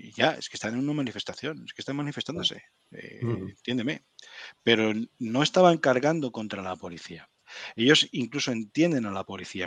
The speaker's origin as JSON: {"language": "Spanish", "country": "Spain", "moved": "as an adult", "lives_now": "Ottawa, Canada", "said": "a mí como español"}